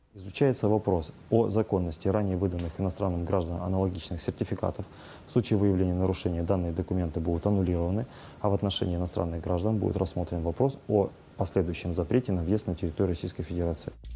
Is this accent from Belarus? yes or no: no; Ukraine; also born or lived in Russia; now in Kyrgyzstan; хотя я украинец и рожден был на Украине